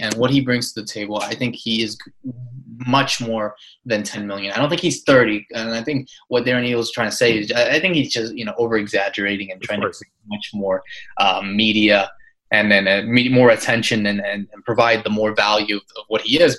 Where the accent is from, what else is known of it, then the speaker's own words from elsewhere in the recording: United States; I'm obviously American